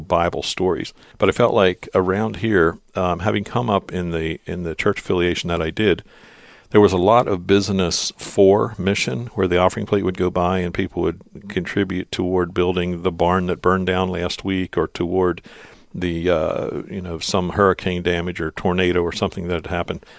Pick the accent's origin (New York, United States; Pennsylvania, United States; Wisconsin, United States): Pennsylvania, United States; Lancaster County; I was born and raised in Lancaster County